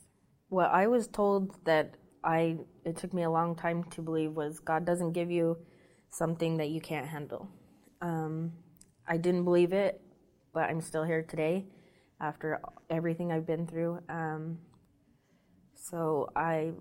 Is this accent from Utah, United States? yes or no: yes; Utah, United States; moved away as an adult; now in Las Vegas, United States; I'm from Utah. I decided to stay in Las Vegas.